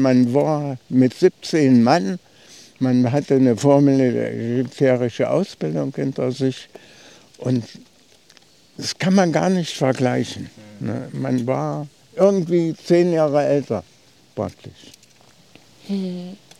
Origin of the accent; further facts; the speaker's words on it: Uder, Thuringia, Germany; von Uda aus, meinem Heimatort